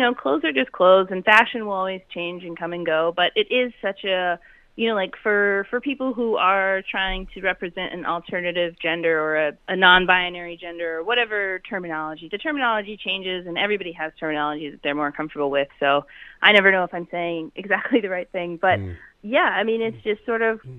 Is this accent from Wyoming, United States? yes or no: yes; Wyoming, United States; moved away; also born or lived in Charleston, South Carolina; I, I grew up in Wyoming um, until my parents got divorced, and then I lived in South Carolina